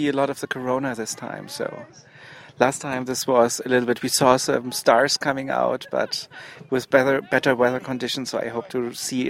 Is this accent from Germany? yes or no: yes; Heidelberg, Baden-Württemberg, Germany; I'm from Heidelberg, Germany.